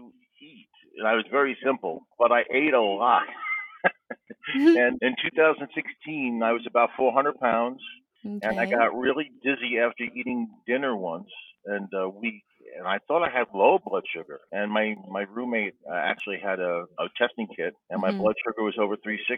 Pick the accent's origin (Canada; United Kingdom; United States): United States; Levittown, New York; moved away as an adult; now in Van Nuys, United States; I'm from Van Nuys, California, originally from Levittown, New York, Long Island